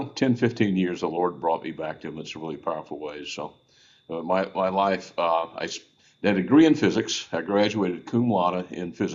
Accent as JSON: {"language": "English", "town": "Houston", "region": "Texas", "country": "United States", "tie": "born or raised there", "also_born_or_lived": "New Braunfels, Texas", "said": "I am a Texas boy. I was born in Houston"}